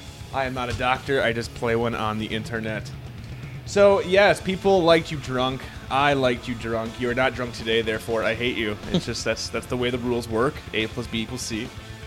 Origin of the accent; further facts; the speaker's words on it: New Ulm, Minnesota, United States; my hometown of New Ulm, Minnesota.